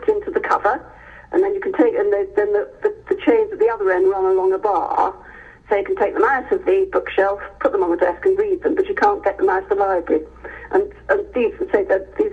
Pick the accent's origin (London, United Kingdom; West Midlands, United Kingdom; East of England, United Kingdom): West Midlands, United Kingdom; Hereford; moved away; I grew up in Hereford